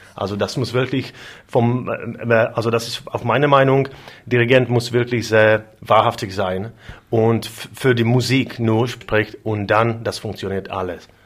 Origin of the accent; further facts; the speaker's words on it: Moravia, Czechia; German is a second language; ich komme vom, vom, ähm, aus Mähren